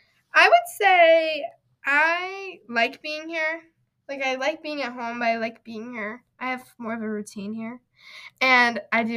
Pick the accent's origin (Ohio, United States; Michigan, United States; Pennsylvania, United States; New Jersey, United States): Ohio, United States; We're from Ohio.